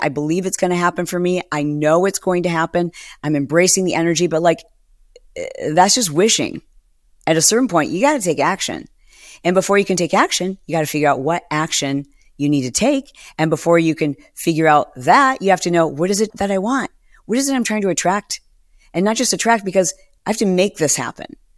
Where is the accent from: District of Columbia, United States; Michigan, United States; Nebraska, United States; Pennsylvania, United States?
Michigan, United States; also born or lived in Detroit; I was born in Detroit and I moved around Michigan and I, I lived in small auto worker towns